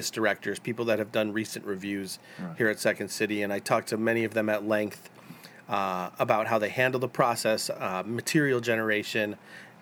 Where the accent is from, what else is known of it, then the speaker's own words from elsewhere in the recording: Chicago, Illinois, United States; now in Los Angeles, United States; I grew up in Chicago. I'm from here.